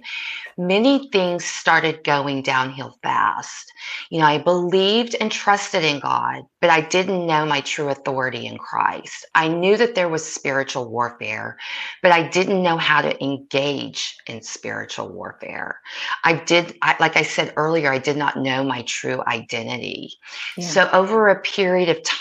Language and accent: English; Oklahoma, United States; now in Coachella Valley, United States; I'm originally from Oklahoma. I grew up on the Oklahoma-Texas border